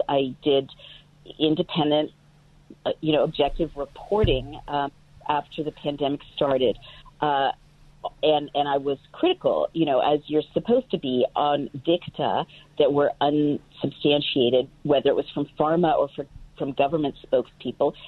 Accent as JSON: {"language": "English", "region": "California", "country": "United States", "tie": "born or raised there", "said": "California, where I grew up"}